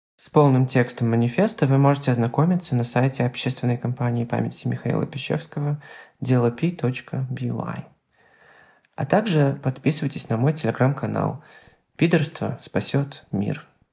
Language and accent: Russian; Belarus; я активист из Беларуси